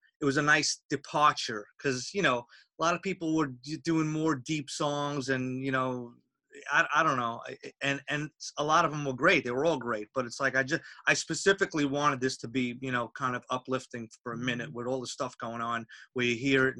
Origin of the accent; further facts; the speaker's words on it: Long Island, New York, United States; moved away as an adult; now in Los Angeles, United States; I grew up in Long Island, New York.